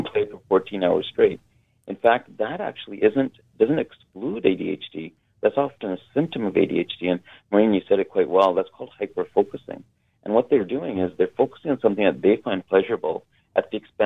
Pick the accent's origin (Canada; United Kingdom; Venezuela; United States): Canada; Kitimat, British Columbia; I grew up north in Kitimat